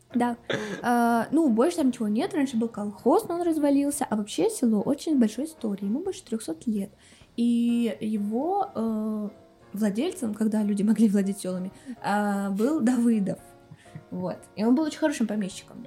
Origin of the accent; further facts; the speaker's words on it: Kulevatovo, Tambov Oblast, Russia; moved away as an adult; also born or lived in Moscow / Cyprus; я родилась э, в Тамбовской области, в Сосновском районе, в селе Кулеватово.